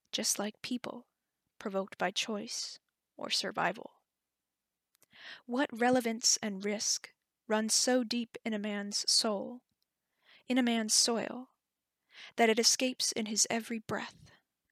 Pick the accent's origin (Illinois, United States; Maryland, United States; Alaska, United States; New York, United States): Alaska, United States; Wasilla; I'm from Wasilla, Alaska